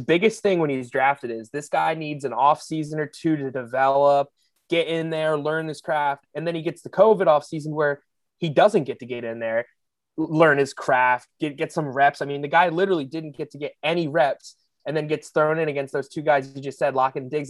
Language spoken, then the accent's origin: English; Pennsylvania, United States; I'm from Pennsylvania.